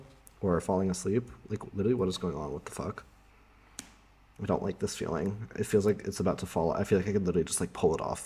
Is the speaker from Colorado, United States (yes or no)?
yes; Colorado, United States; also born or lived in Amsterdam, Netherlands; now in Berlin, Germany; in my hometown, Colorado, it has like 300 days of sunshine per year